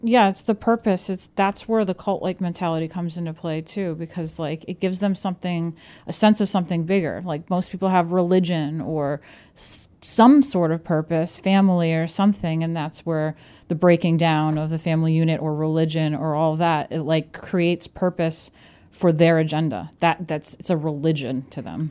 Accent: New York, United States; now in Brooklyn, United States; I'm from New York

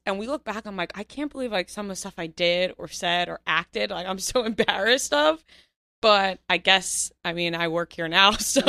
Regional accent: Seaford, New York, United States; Seaford, Long Island.

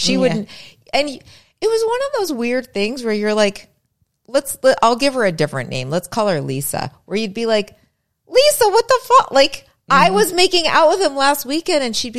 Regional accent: Springfield, Massachusetts, United States; moved away; I was in Springfield, Mass at this time.

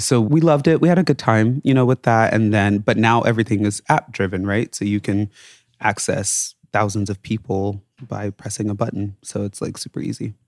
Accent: Las Vegas, Nevada, United States; moved away as an adult; also born or lived in Reno, Nevada / Tampa Bay, Florida; now in New York, United States; I was born and raised in Vegas, went to college in Reno, family moved to Atlanta when I was in like my sophomore year of college

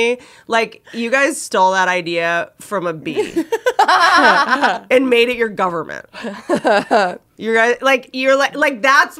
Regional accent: United States; Like maybe it's because I am American

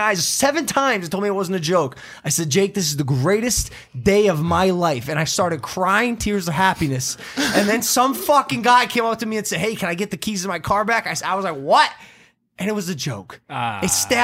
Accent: Cleveland, Ohio, United States; I was born on April Fool's Day, 3:10 a.m., Mount Cedar Sinai in Cleveland, Ohio.

